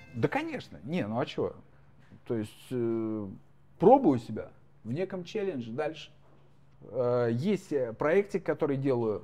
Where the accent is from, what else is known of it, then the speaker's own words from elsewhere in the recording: Moscow, Russia; moved away as an adult; also born or lived in Oryol Oblast; now in United States; Я как человек, профессиональный москвич, проживший там сколько, 30 миллионов лет э, в Москве